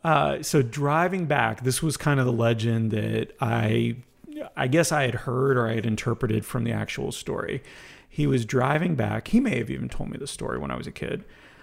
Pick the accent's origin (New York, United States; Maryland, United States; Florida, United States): Florida, United States; Ormond Beach; also born or lived in Montreal; So I was born in Montreal because my mom couldn't travel. My dad's side of the family was all moving to Daytona Beach, Ormond Beach, Florida.